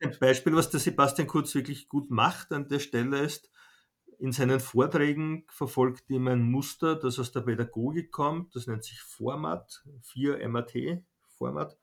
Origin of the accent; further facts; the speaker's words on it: Vienna, Austria; ich bin in Wien geboren